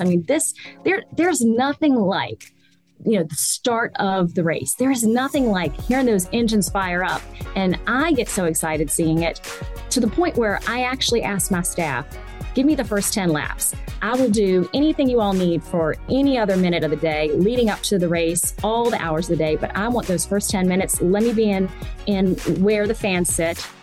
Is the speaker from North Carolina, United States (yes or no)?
no; Richmond, Virginia, United States; I grew up here, and I'm from Richmond originally, I grew up here coming to the track with my grandfather